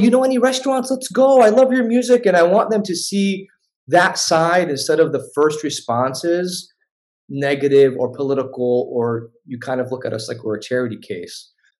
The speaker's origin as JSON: {"language": "English", "town": "Jerusalem", "country": "Palestine", "said": "I'm from Jerusalem. Oh, I love Israel, dude. Like, yeah. I'm like, no, man, I'm Palestinian, you know"}